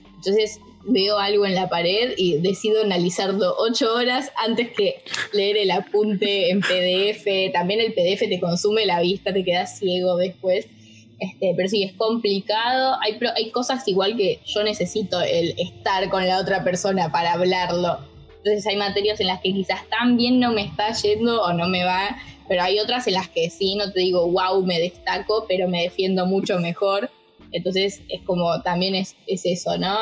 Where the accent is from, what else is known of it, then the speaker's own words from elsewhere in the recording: Buenos Aires, Argentina; soy de Argentina, como bien dijo nuestro compañero Javi, soy de Argentina, de Buenos Aires